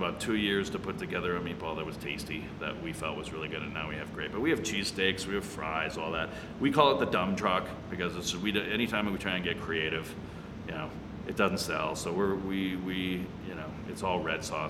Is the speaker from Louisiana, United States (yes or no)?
no; Chicago, Illinois, United States; now in Denver, United States; I'm from Chicago